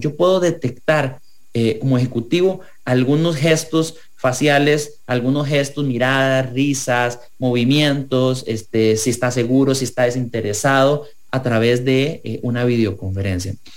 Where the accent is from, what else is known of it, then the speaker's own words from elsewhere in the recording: Costa Rica; como ciudadanos, como costarricenses